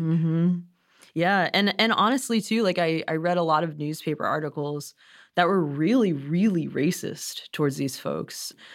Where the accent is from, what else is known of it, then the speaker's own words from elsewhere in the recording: the South, United States; accent: Southern; I'm a Southern Asian American. I can pull out my accent sometimes